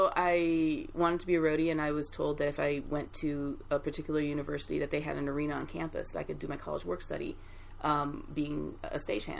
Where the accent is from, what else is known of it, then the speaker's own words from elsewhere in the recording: Japan; moved away; also born or lived in Brooklyn, New York / US South / US Midwest; I lived in Brooklyn for about 6 years. I'm originally from Japan.